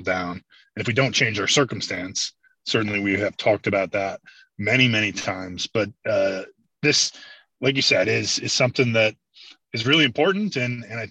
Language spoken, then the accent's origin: English; Midwest, United States; we're from the Midwest